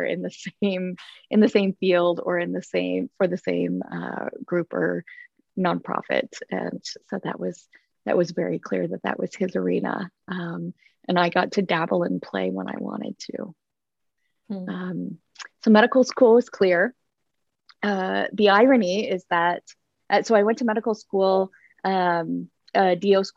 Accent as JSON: {"language": "English", "town": "Grand Rapids", "region": "Michigan", "country": "United States", "tie": "born or raised there", "also_born_or_lived": "Iowa / Kansas City", "moved": "as an adult", "lives_now": "Spokane, United States", "said": "I grew up in Grand Rapids, Michigan. Spent my growing up years there."}